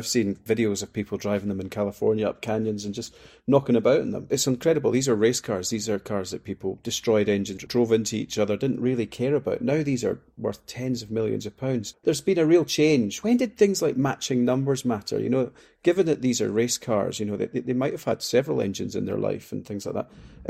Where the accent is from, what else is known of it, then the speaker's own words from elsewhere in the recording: Scotland, United Kingdom; I'm being a Scotsman as well. I just burn.